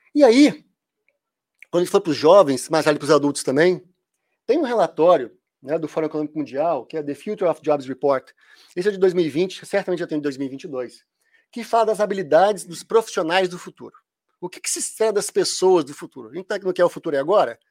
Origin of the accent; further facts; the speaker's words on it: Minas Gerais, Brazil; Quando fala nu, é porque eu sou mineiro